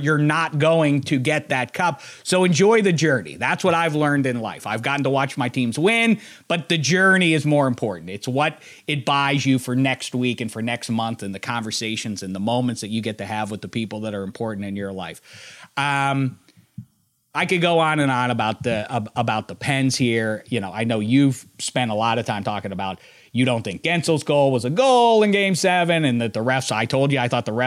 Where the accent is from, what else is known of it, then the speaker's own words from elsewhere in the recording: Pittsburgh, Pennsylvania, United States; the guys who I grew up with in Pittsburgh